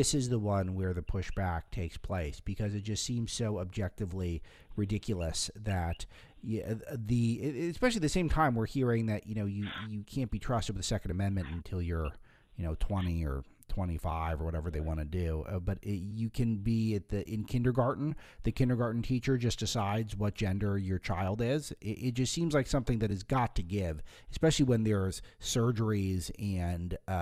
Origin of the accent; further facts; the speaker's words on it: Los Angeles, California, United States; moved away; I come from Hollywood, which is where I grew up.